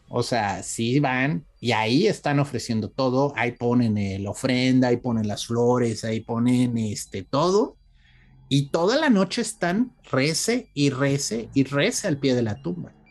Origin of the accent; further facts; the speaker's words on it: Mexico; nuestro Día de Muertos